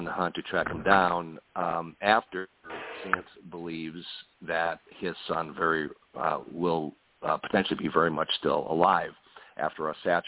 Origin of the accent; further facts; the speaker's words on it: Milwaukee, Wisconsin, United States; my hometown, the Milwaukee area